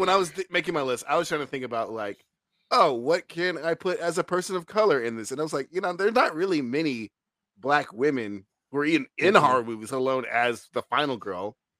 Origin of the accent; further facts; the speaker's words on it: Brooklyn, New York, United States; Yeah. I'm from Brooklyn. Of course I have some black in me.